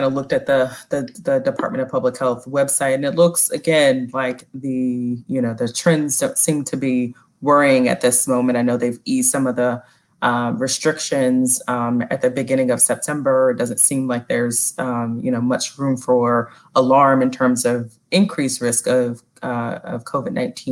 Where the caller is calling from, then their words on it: Philadelphia, Pennsylvania, United States; also born or lived in North Carolina; So I'm calling in from Philadelphia, still here and have been here for quite some time. Briefly went home to North Carolina at the beginning of the pandemic, but now back in Philly.